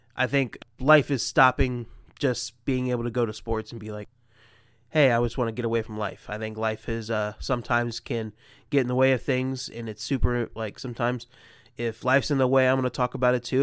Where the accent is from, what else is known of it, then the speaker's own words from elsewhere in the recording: Columbus, Ohio, United States; I'm obviously from Columbus, Ohio